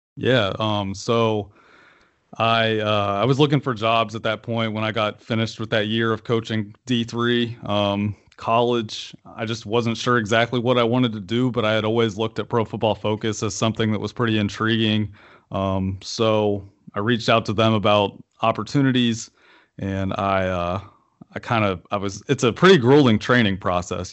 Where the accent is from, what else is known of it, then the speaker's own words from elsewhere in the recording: Marietta, Ohio, United States; growing up in Marietta, you know, that's two hours and like 45 minutes away from Cleveland